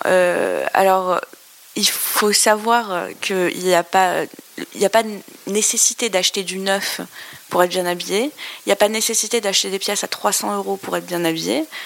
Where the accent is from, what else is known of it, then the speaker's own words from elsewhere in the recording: Algeria; moved away; je viens d'Algérie